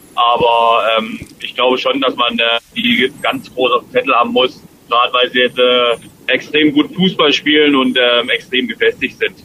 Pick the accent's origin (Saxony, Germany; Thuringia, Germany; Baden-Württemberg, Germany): Saxony, Germany; Dresden; moved away; mein Heimatverein ist, meine Heimatstadt